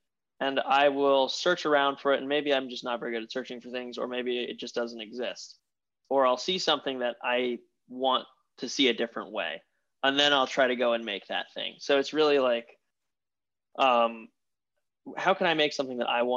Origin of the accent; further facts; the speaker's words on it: upstate New York, United States; also born or lived in Queens, New York City; now in New York City, United States; I'm actually from upstate, but I've spent a lot of my formative years in the city. I was in Queens for a little while, and now I'm in the center of Manhattan